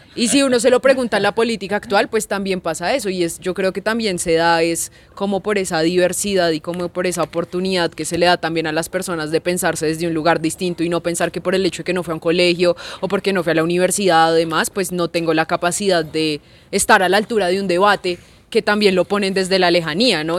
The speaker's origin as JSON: {"language": "Spanish", "region": "Bogotá", "country": "Colombia", "tie": "born or raised there", "said": "yo crecí en Ciudad Bolívar"}